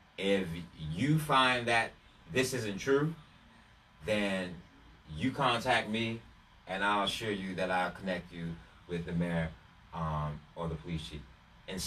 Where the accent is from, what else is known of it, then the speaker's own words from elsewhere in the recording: St. Petersburg, Florida, United States; I've lived in St. Petersburg the majority of my life. I was born in St. Pete.